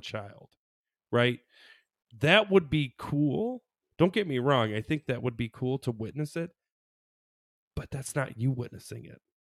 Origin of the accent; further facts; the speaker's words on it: Michigan, United States; we're from Michigan